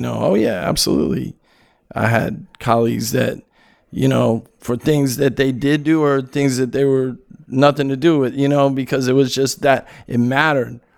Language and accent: English; California, United States; I'm from California